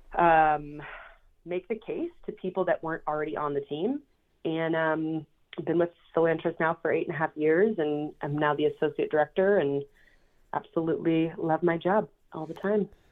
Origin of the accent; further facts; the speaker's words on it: Minneapolis, Minnesota, United States; I was born and raised in Minneapolis, Minnesota, and I was a self proclaimed city girl.